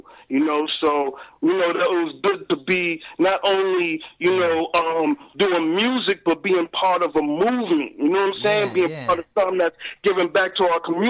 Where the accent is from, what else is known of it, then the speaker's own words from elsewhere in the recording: Boston, Massachusetts, United States; I'm from Mattapan